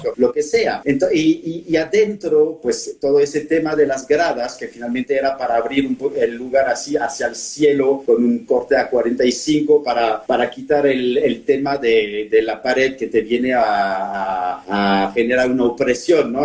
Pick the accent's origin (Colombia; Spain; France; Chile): France; Normandy; Spanish is a second language; moved away as an adult; also born or lived in Paris, France; now in Mexico; soy francés normando, ¿no? Entonces, eh, adentro de, mi identidad vive como la parte normanda y en Normandía pues, vengo de un pueblo de 1500 habitantes. Eh, he pasado 18 años de mi vida en ese pueblo